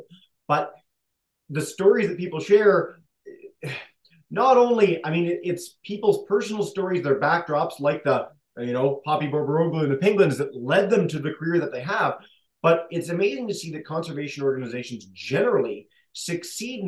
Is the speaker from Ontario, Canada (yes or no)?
yes; Toronto, Ontario, Canada; moved away as an adult; now in Newfoundland and Labrador, Canada; I grew up in Toronto